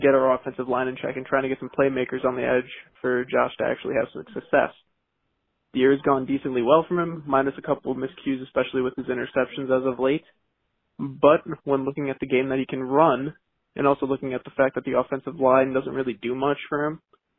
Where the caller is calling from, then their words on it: Hopewell, New York, United States; I'm from Hopewell, New York.